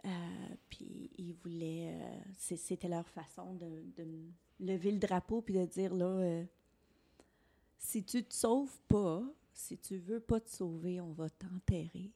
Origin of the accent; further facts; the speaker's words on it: Alexandria, Ontario, Canada; moved away as an adult; mon village. Quand je l'ai quitté à 19 ans